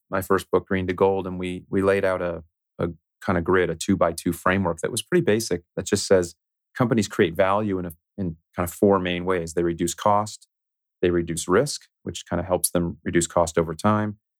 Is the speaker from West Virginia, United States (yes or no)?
no; South Florida, United States; I grew up in South Florida